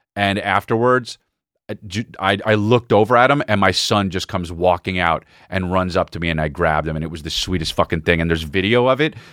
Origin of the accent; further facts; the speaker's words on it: United States; I'm American